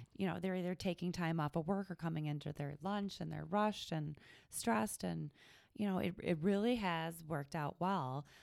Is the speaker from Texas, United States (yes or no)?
no; Cleveland, Ohio, United States; also born or lived in Toledo; I'm from the Cleveland area